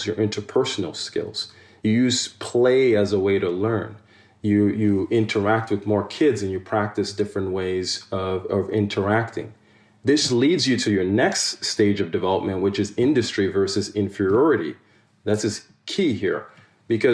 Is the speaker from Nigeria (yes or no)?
yes; Nigeria; now in United States; If I had a challenge in school with a teacher or peer in Nigeria